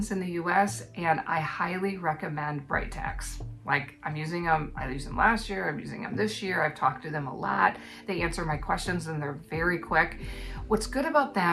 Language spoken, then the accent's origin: English; United States; now in New Zealand; an American living in New Zealand